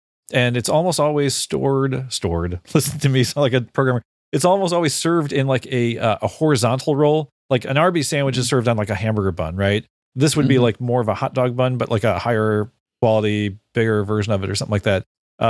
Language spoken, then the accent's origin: English; Chicago, Illinois, United States; Like and growing up in the Chicago area. I've had this stuff my whole life.